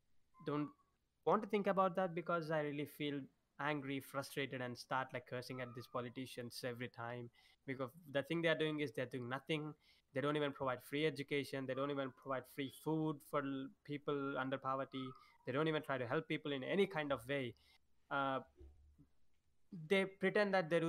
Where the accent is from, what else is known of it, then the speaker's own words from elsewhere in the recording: India; I'm Indian.